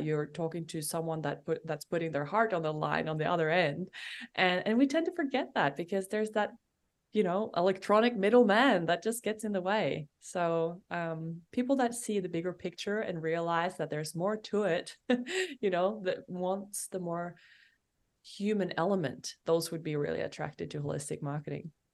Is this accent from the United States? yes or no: no; Norway; moved away as an adult; I'm from Norway